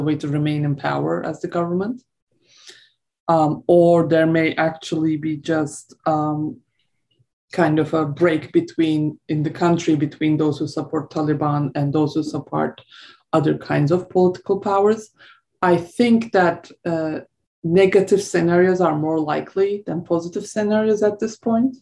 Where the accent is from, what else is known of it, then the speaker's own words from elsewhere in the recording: Turkey; I'm from Turkey.